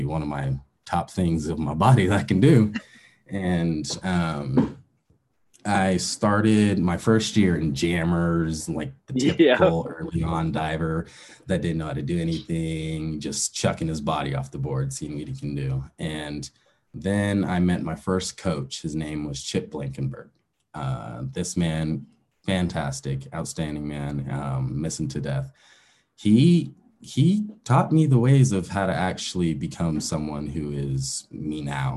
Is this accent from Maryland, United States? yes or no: no; Aurora, Colorado, United States; I grew up in Aurora, Colorado. It's about 30 minutes east from Denver, Colorado